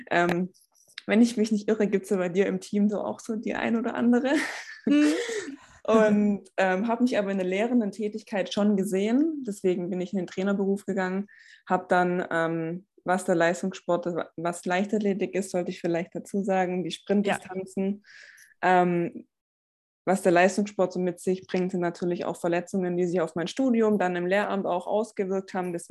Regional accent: Stuttgart, Baden-Württemberg, Germany; ich komme aus dem Raum Stuttgart

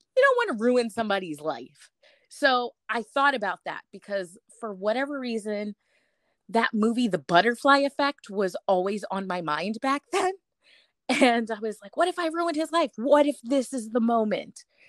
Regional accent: New York, United States; moved away as an adult; also born or lived in Massachusetts; I was born in New York, I lived in New York, but never went anywhere past New York

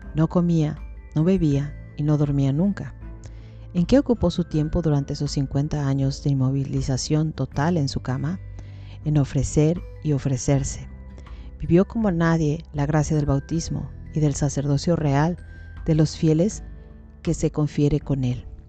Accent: Mexico; nosotros en México, yo soy mexicana

